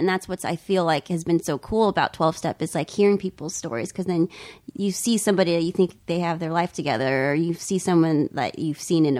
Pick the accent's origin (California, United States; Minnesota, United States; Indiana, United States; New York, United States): California, United States; San Jose; I was born in San Jose.